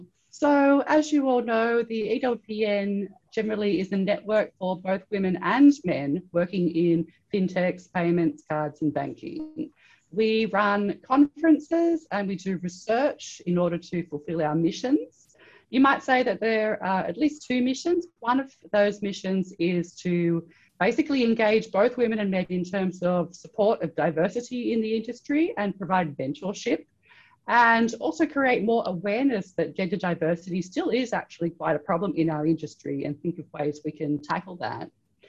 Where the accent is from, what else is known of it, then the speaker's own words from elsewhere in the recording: Australia; I'm originally from Australia. I did a PhD in anthropology at the University of Sydney in Australia.